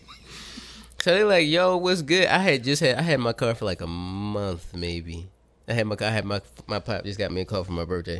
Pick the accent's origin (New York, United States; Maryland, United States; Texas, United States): Maryland, United States; Baltimore; growing up in Baltimore